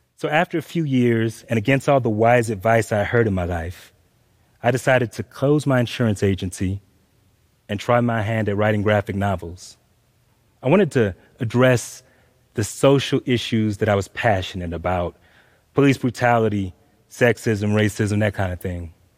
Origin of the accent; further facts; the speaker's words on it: Atlanta, Georgia, United States; I grew up in Atlanta, Georgia.